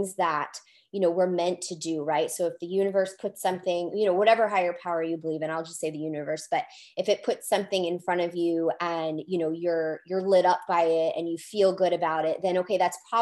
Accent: Rhode Island, United States; I'm from Rhode Island

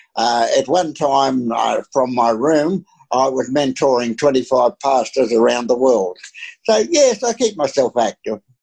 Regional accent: Australia; I'm just an Aussie, you know was an uneducated Aussie

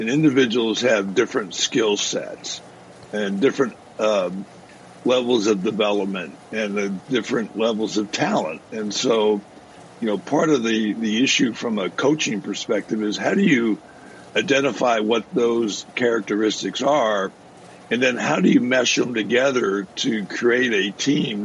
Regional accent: New Jersey, United States; moved away; I grew up in South Jersey

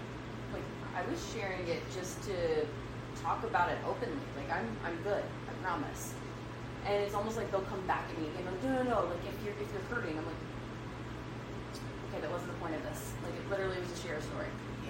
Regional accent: Deep South, United States; I grew up not understanding emotions at all because I grew up in the Deep South.

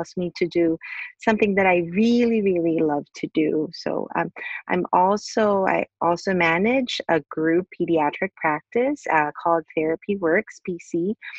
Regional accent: Philippines; I am originally from the Philippines. I was born and raised in the Philippines and went to Catholic school.

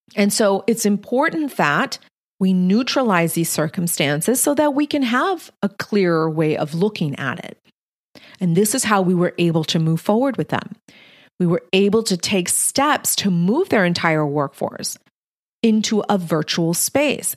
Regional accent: Texas-Mexican border, United States; I'm Mexican-American, born and raised on the Texas-Mexican border

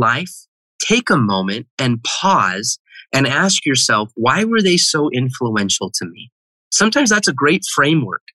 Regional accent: Heber City, Utah, United States; I grew up in Heber City, Utah

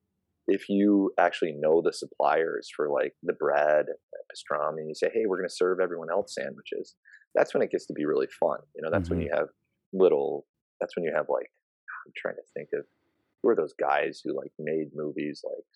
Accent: Minnesota, United States; now in New York City, United States; I'm from Minnesota, but I live in New York City

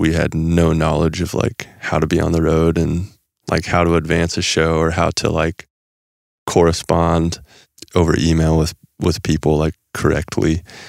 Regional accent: Nebraska, United States; Actually, when we grew up in Nebraska, and we would play places people couldn't remember who we were, like telling us apart.

